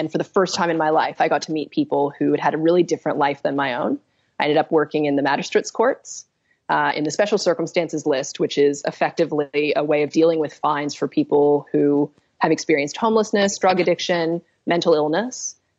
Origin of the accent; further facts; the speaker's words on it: Australia; growing up in Australia, the decisions we make every day affect the world that we live in.